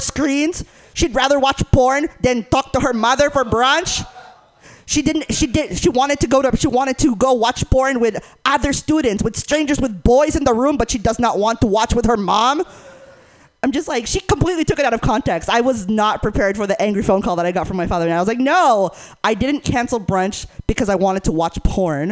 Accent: Northern California, United States; I grew up in NorCal, so uh, please forgive my lack of an accent

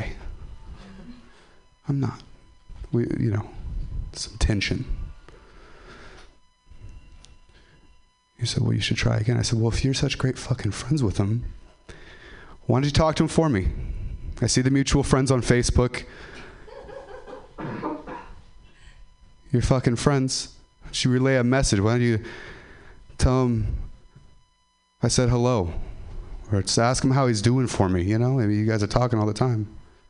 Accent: Ripon, California, United States; I'm from Ripon

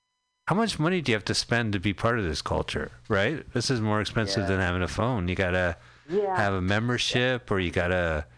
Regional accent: Montclair, New Jersey, United States; we are from Montclair, New Jersey

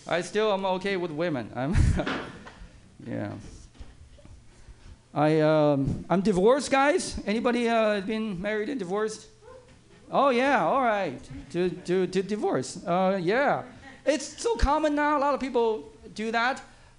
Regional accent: East Coast, United States; now in San Francisco, United States; A lot of liberal people, and I have friends who I came from East Coast.

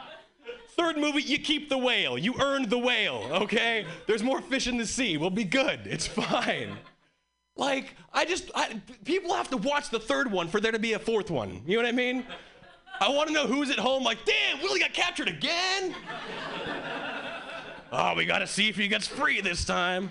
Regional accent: Hawaii, United States; moved away as an adult; now in Boston, United States; I was born and raised in Hawaii, and three years ago, I moved to Boston.

